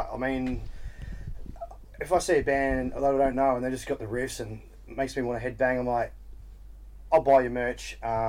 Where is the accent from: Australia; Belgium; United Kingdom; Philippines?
Australia; Albury, New South Wales; I'm from Albury, Wodonga.